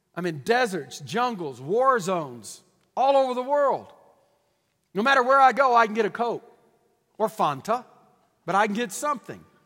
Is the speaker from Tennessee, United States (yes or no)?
no; Deep East Texas, United States; I'm from Deep East Texas